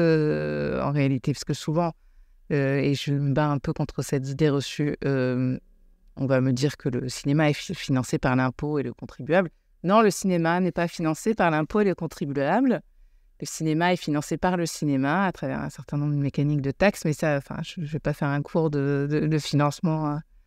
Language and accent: French; United States; now in France; j'ai grandi aux États-Unis